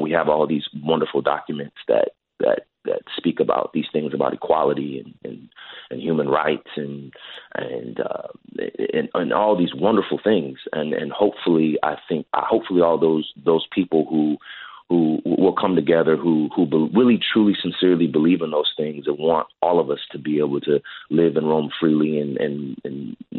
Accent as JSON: {"language": "English", "town": "Hayward", "region": "California", "country": "United States", "tie": "born or raised there", "said": "I grew up in the Bay Area."}